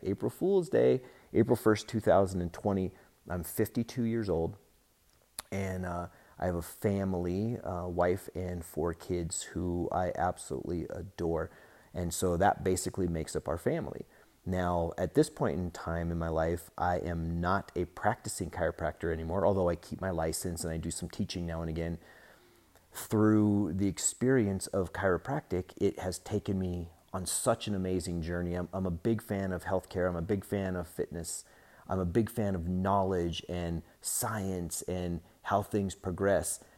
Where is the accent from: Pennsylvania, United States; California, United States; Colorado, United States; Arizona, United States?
Colorado, United States; Denver; I was born in Denver